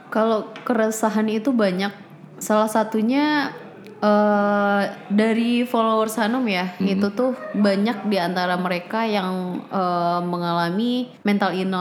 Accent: outside Padang, presumably in West Sumatra, Indonesia; sampai SMA itu di kampung, yang keluar itu ke Padang cuma kuliah pas hmm. 2016.

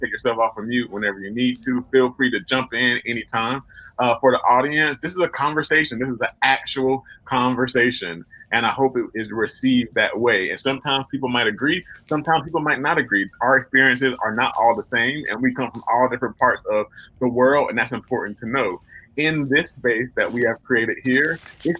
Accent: Wilmington, North Carolina, United States; moved away; also born or lived in Memphis; I'm originally from Wilmington, North Carolina

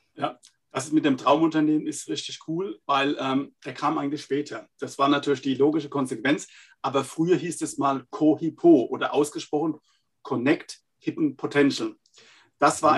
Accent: Laumersheim, Rhineland-Palatinate, Germany; accent: Palatine; wie man hört, echter Pfälzer. Also ist kein Pfälzer Name, aber ich bin Pfälzer aus einem schönen kleinen Weinart in äh, der Pfalz, Laumersheim

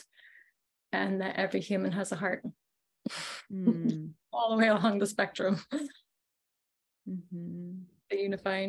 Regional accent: California near Mexico, United States; also born or lived in Peru; Growing up in California near Mexico

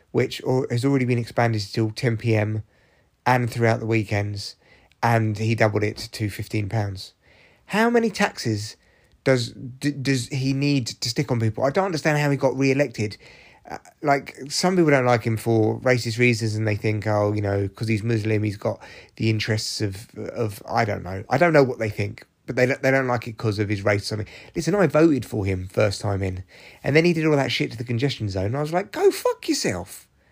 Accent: London, United Kingdom; I grew up in London. I grew up in Barnet

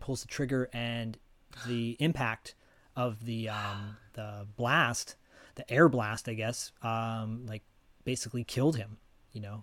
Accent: Detroit, Michigan, United States; moved away; also born or lived in Royal Oak, Michigan; I'm from Detroit too, originally.

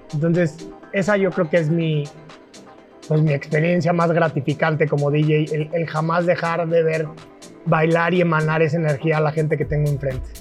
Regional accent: Querétaro, Mexico; Yo soy queretano

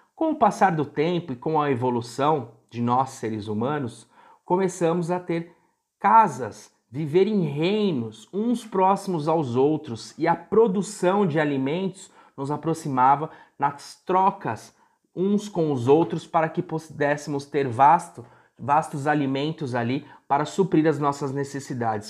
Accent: Brazil; moved away; no interior onde eu fui criado

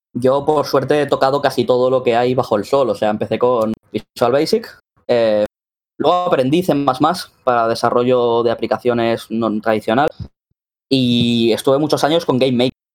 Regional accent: Spain; vengo de aquí de España

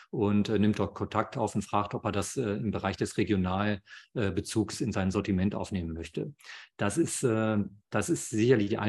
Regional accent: Germany; hier bei uns in Deutschland

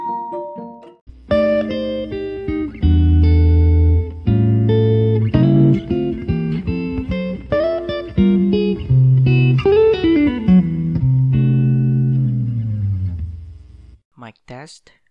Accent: Philippines; I spent most of the days in the holidays in my hometown. And especially that, as I've mentioned from the previous episodes, that our area has been badly devastated by a strong typhoon, Typhoon Odette

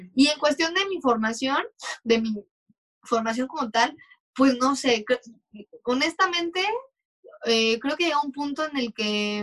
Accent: Mexico; como mexicanos

